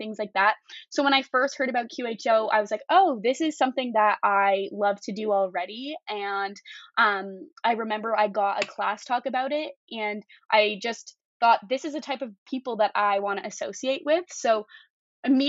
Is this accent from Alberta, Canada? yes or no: yes; Calgary, Alberta, Canada; I'm from Calgary, Alberta